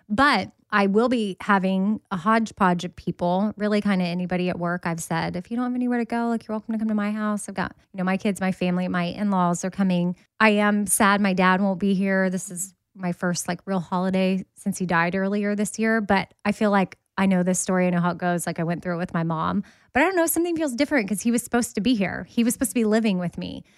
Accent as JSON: {"language": "English", "region": "Texas", "country": "United States", "said": "I'm from Texas"}